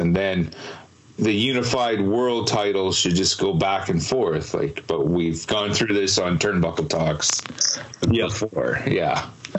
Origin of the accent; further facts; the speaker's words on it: Canada; we are Canadian